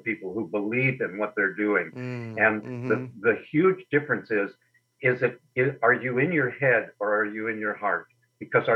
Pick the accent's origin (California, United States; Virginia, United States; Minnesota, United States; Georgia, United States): California, United States; Berkeley; now in Sun Lakes, Arizona, United States; I was born in Berkeley, California